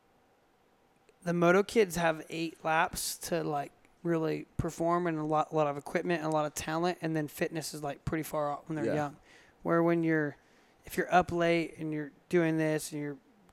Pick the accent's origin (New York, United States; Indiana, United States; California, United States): California, United States; San Diego County; also born or lived in Murrieta, California; I grew up in San Diego County and I live in Murrieta area